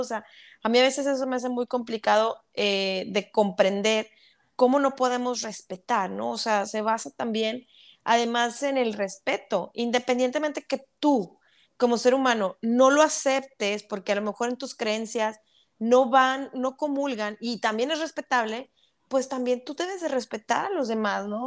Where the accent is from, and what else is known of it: Monterrey, Nuevo León, Mexico